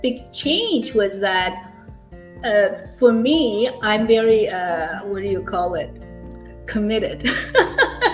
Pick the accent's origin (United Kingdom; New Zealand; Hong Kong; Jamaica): Hong Kong; moved away as an adult; now in Canada; I actually was born and raised in Hong Kong. I finished high school, I came to Canada for higher education for university